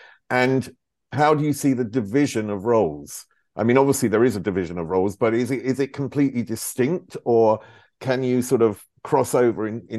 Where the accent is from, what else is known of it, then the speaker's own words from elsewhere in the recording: United Kingdom; moved away as an adult; now in Germany; I've lived in Germany for, I think it's now 28 years. So originally British, and I've been here, you know, nearly half my life now.